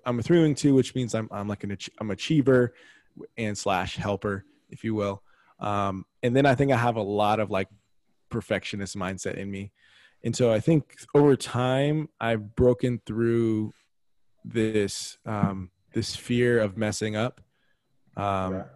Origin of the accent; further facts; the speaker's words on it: San Antonio, Texas, United States; also born or lived in Dallas, Texas; born and bred in Texas, born in Dallas, grew up in San Antonio.